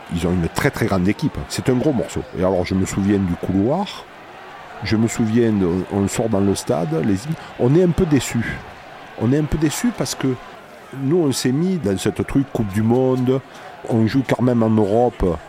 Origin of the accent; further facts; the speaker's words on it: La Valette-du-Var, Provence-Alpes-Côte d'Azur, France; dans ma famille, euh, je suis de la Valette